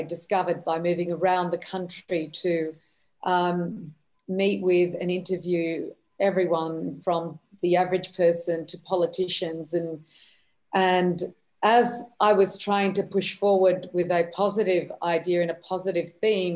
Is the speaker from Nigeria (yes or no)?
no; Australia; also born or lived in Lebanon; I grew up in Australia